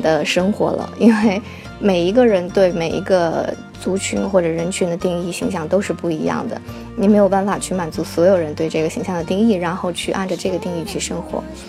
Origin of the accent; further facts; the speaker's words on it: Northeast China, China; 就比如有人问我，我是东北人啊，为什么讲话没有东北口音啊？